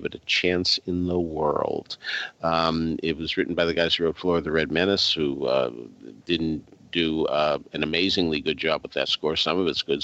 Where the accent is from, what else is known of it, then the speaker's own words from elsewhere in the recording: Arlington, Massachusetts, United States; my hometown of Arlington, Massachusetts